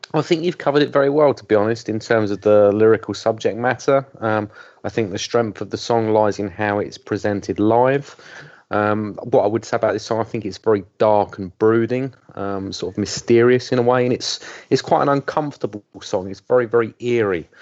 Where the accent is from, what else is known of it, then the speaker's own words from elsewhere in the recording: England, United Kingdom; being English